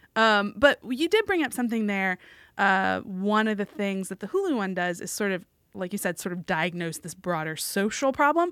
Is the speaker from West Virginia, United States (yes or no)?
yes; West Virginia, United States; moved away as an adult; I'm from West Virginia, small state, lots yeah. of rural areas